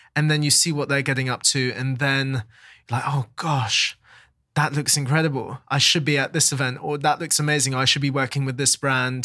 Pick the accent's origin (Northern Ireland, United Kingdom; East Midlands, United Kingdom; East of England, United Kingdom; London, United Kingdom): London, United Kingdom; I was born there, I've always lived there